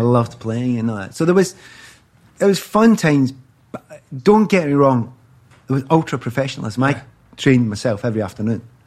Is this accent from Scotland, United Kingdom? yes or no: yes; Glasgow, Scotland, United Kingdom; moved away; I'm also from Easter House, which is in the east end of Glasgow